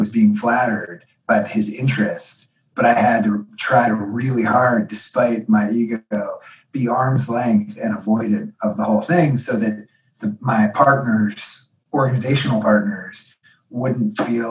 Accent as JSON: {"language": "English", "area": "outside of Philadelphia, Montgomery County", "region": "Pennsylvania", "country": "United States", "tie": "born or raised there", "moved": "yes", "lives_now": "Cambridge, United States", "said": "I grew up outside of Philadelphia, in Montgomery County"}